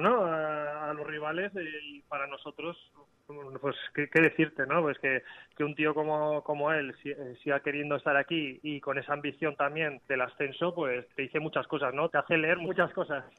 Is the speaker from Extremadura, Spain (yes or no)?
no; Navarre, Spain; mi casa, en mi tierra